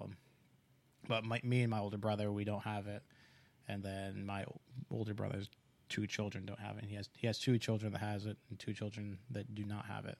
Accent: East Coast, United States; I grew up on the East Clo-, Coast

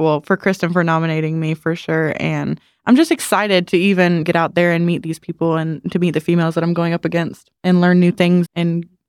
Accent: Walterboro, South Carolina, United States; I'm from Walterboro, South Carolina.

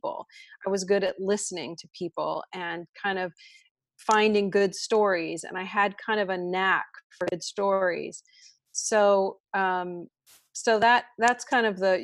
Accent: Washington, District of Columbia, United States; I grew up in Washington, D.C.

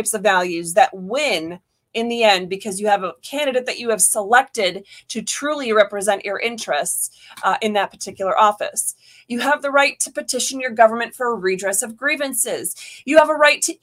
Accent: Michigan, United States; now in Florida, United States; I was born in Michigan

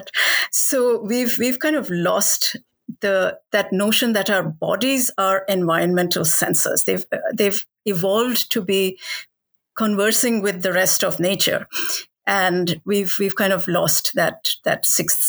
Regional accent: Delhi, India; Ever since I was a child, you know, growing up in Delhi, where I was surrounded by animals

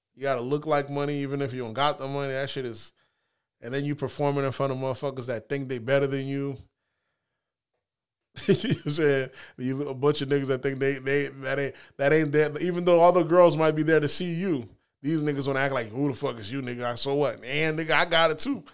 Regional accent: the South, United States; how I remember growing up, maybe it's 'cause we're from the South

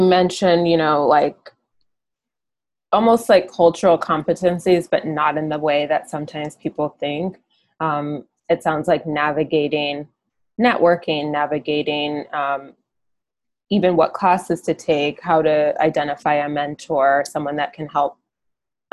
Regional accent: Ann Arbor, Michigan, United States; I'm actually from Ann Arbor

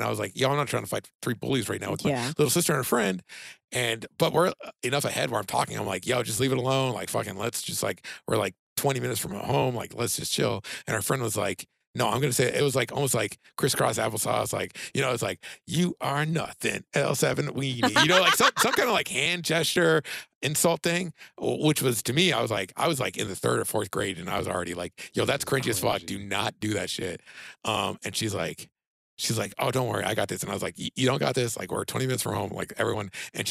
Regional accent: California, United States; accent: California; I'm from California.

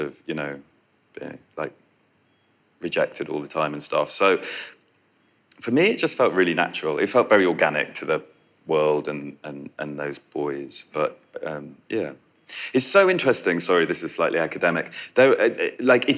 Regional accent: Yorkshire and the Humber, United Kingdom; I'm from Yorkshire

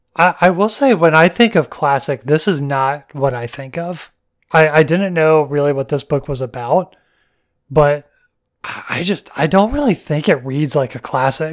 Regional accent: Alabama, United States; growing up in Alabama and hunting and bird watchers and all that woodland

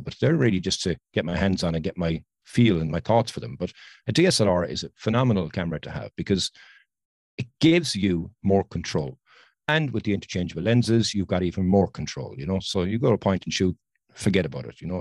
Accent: Ireland; I'm from Ireland.

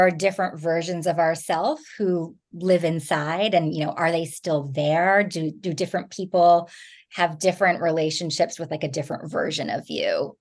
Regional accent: New Jersey, United States; moved away; I grew up in New Jersey

